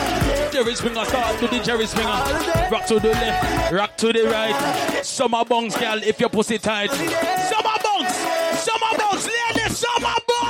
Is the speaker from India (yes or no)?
no; Jamaica; I'm Jamaican. Boy, if you disrespect me, you know I disrespect you back.